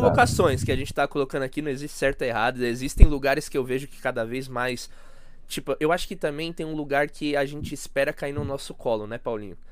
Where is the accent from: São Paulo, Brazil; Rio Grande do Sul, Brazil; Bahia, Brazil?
São Paulo, Brazil; como paulista, São Paulo